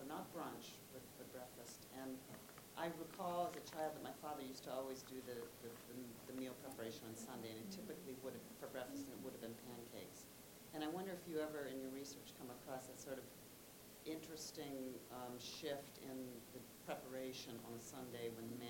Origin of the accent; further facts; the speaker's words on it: East Coast of the U.S., United States; moved away; me growing up in the East Coast of the U.S.